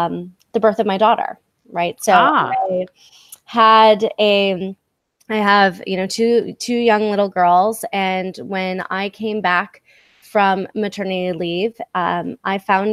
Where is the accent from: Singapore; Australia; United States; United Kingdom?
United States; Midwest; moved away; also born or lived in New York / San Diego / Los Angeles; I grew up in the Midwest